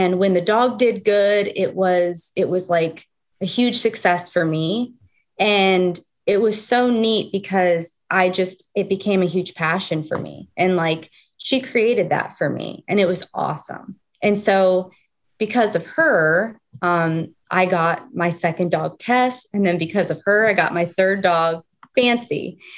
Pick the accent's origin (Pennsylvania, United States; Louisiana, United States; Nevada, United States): Nevada, United States; Las Vegas; also born or lived in California; I was born here originally, and then my family moved to Las Vegas. So I grew up in Nevada